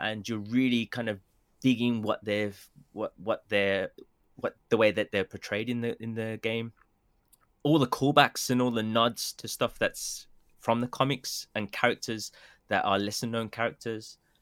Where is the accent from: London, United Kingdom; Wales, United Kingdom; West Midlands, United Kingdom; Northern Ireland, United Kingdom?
West Midlands, United Kingdom; Birmingham; accent: Birmingham; now in Japan; my Birmingham accent